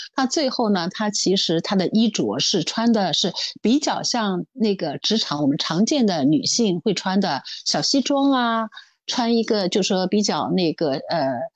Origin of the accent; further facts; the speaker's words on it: Shanghai, China; 因为我上海人嘛